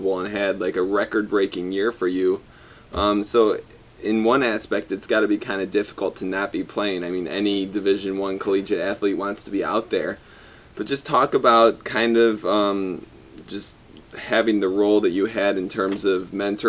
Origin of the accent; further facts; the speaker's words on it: Ann Arbor, Michigan, United States; moved away; my hometown of Ann Arbor